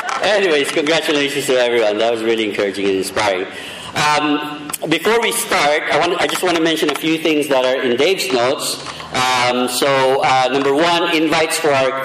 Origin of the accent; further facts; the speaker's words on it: Philippines; I'm Filipino